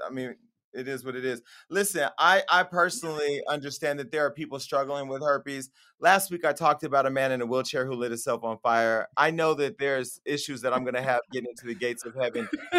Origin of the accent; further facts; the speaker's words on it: California, United States; I'm from Northern California, home of the scammers.